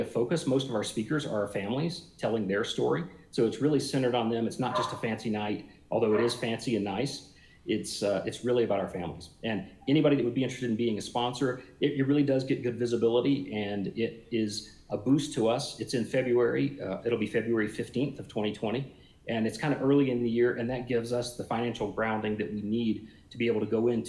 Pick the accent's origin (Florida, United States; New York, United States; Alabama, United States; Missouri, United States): Alabama, United States; South; moved away; I grew up in South Alabama and learned to swim in a creek